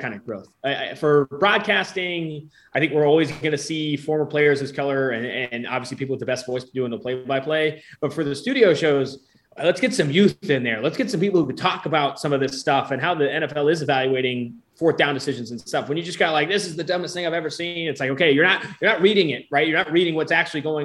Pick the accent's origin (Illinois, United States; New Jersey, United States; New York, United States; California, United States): California, United States; Oakland; moved away as an adult; now in Cincinnati, United States; I'm from Oakland, California. I've been in Cincinnati for 5 years